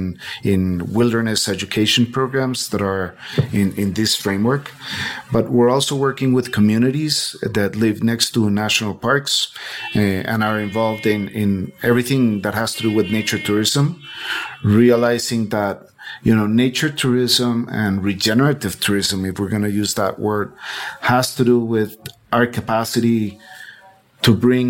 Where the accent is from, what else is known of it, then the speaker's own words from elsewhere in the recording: Bogotá, Colombia; I was born in Bogota, in Colombia. And Colombia, for me, has always represented a really nature-rich space. You know, we are one of the richest in biodiversity in the world